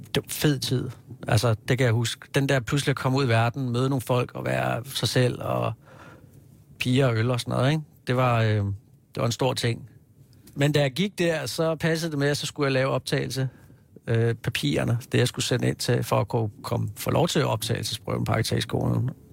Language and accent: Danish; Hillerød, Capital Region of Denmark, Denmark; moved away as an adult; also born or lived in Kirke Værløse; now in Copenhagen, Denmark; har jeg vokset op i Hillerød